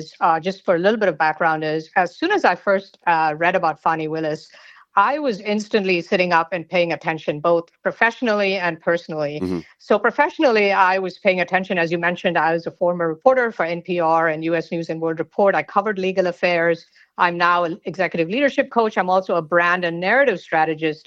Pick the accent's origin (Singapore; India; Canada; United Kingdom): India; moved away as an adult; also born or lived in Georgia, United States; now in United States; I was born in India and I came to the United States actually as a graduate student at the University of Georgia back in the day